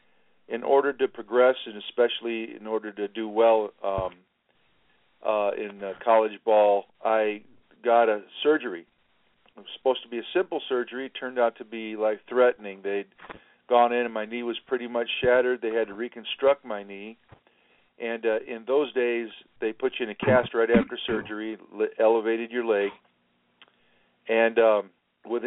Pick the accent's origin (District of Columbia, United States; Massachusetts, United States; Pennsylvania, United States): District of Columbia, United States; Washington; I was born in Washington, D.C. I'm Irish and I'm Sicilian